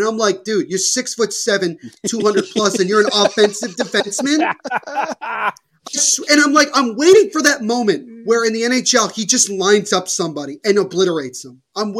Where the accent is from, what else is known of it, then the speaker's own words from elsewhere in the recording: New Jersey, United States; I'm from Jersey.